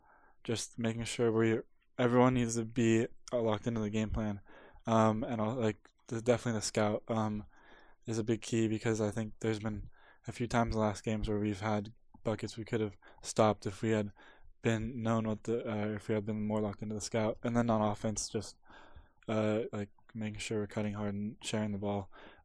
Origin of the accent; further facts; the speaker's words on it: Pacific Northwest, United States; Because I'm from the Pacific Northwest, Alaska is like my favorite airline.